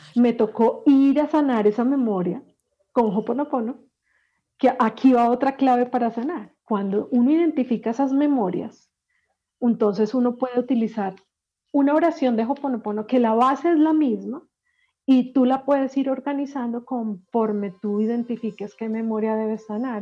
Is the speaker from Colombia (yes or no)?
yes; Medellín, Antioquia, Colombia; yo que soy paisa, soy de Medellín, y en Medellín